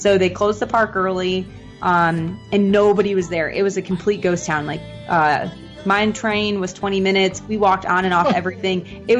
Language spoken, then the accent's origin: English; Midwestern United States, United States; I'm from the Midwest, so it was kind of like lake effect.